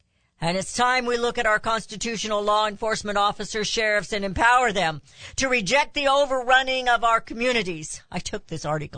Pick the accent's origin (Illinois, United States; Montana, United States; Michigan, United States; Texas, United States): Texas, United States; This is especially the case here in my home state of Texas.